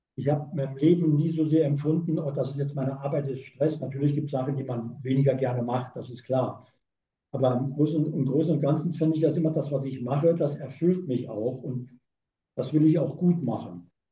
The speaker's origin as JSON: {"language": "German", "region": "Saarland", "country": "Germany", "tie": "born or raised there", "moved": "yes", "lives_now": "Hamburg, Germany", "said": "Ich bin geborener Saarländer"}